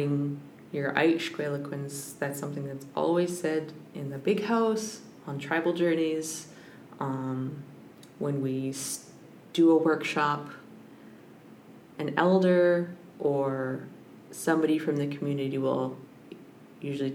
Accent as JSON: {"language": "English", "town": "Squamish", "region": "British Columbia", "country": "Canada", "tie": "born or raised there", "moved": "yes", "lives_now": "Brentwood Bay, Canada", "said": "growing up in Skolmish"}